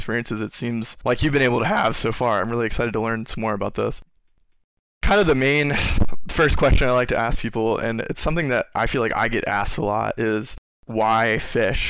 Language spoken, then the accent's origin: English; United States; I also grew up doing quite a bit of fishing in the Chesapeake Bay